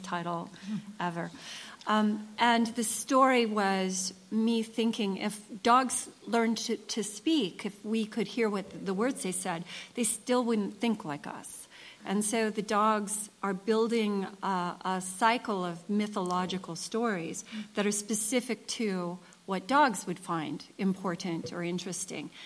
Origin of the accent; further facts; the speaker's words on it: United States; I'm an American writer